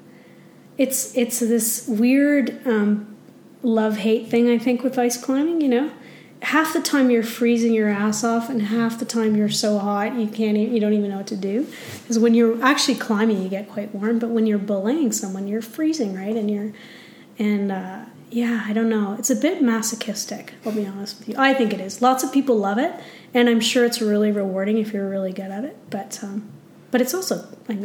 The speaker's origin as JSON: {"language": "English", "region": "Ontario", "country": "Canada", "tie": "born or raised there", "moved": "as an adult", "lives_now": "Canmore, Canada", "said": "I grew up in Ontario"}